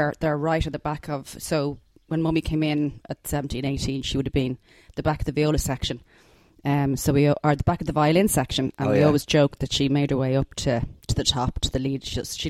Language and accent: English; Dublin, Leinster, Ireland; I grew up in Kilmacud, which is, in an estate called Stillorgan Wood up there.